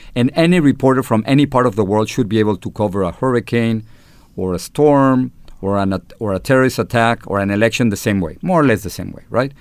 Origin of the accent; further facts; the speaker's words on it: Mexico City, Mexico; accent: Chilango; English is a second language; moved away as an adult; now in United States; I am Mexican-American, uh, with an accent, with a Chilango accent from, from Mexico City